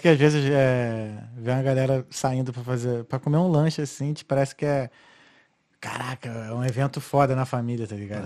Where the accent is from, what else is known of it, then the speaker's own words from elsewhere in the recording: Rio de Janeiro, Brazil; now in Ireland; Sou carioca